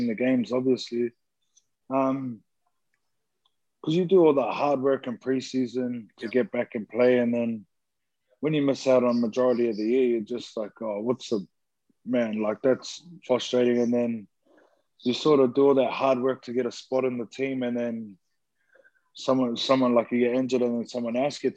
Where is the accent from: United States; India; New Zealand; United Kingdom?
New Zealand; growing up in New Zealand myself